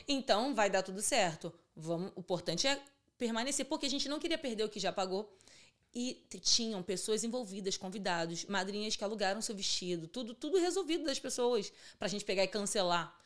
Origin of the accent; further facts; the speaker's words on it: Rio de Janeiro, Brazil; also born or lived in Vila Aliança, Bangu; e fui criada em Santíssimo, que é um bairro do subúrbio do Rio